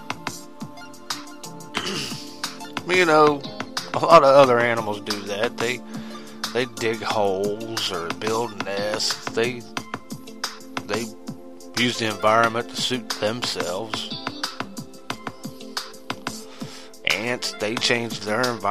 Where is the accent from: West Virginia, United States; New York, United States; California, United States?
West Virginia, United States; West Virginia side of the Ohio River, United States; I grew up on the Ohio River. Yeah, the Ohio River on the West Virginia side